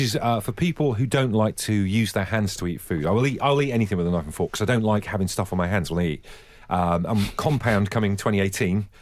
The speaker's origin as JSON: {"language": "English", "area": "near Buckfast, Devon", "region": "South West England", "country": "United Kingdom", "tie": "born or raised there", "said": "I grew up near Buckfast in Devon, Buckfast Abbey"}